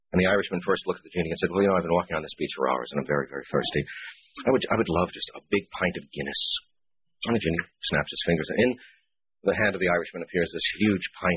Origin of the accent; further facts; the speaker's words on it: New Orleans, Louisiana, United States; moved away as an adult; I was born in New Orleans, Louisiana, and did not leave there until I was 21 years old